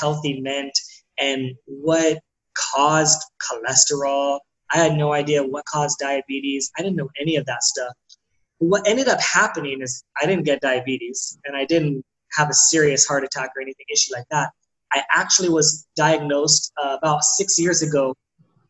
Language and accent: English; San Diego, California, United States; I'm from San Diego. I'm born and raised in San Diego, California